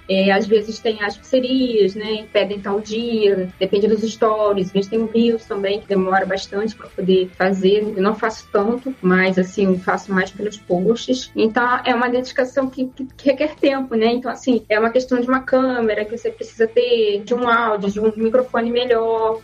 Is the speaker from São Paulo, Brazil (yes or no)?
no; Rio de Janeiro, Brazil; eu sou do Rio de Janeiro